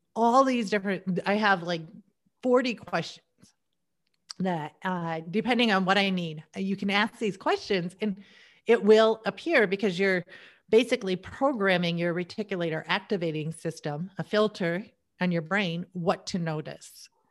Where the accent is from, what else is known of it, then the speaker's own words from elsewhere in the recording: United States; I was born in America.